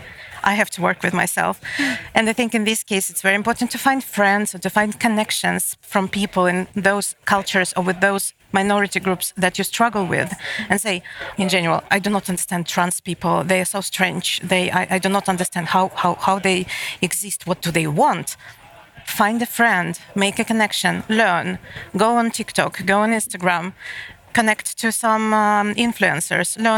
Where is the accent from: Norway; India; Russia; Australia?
Russia; Moscow; moved away as an adult; now in Malmö, Sweden; I live in Malmö, and I'm coming from Moscow